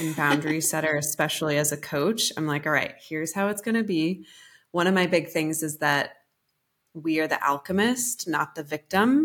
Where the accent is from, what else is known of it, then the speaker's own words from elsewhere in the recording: Colorado, United States; moved away as an adult; also born or lived in New York City; I'm a rancher's daughter. I'm from Colorado, and my dad's a cowboy